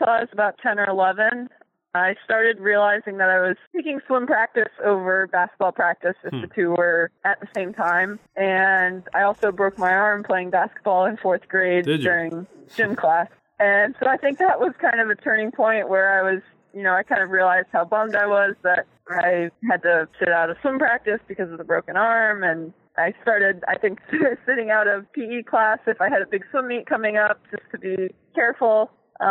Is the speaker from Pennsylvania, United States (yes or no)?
no; Montgomery County, Maryland, United States; growing up in Montgomery County, and I'll always consider it home.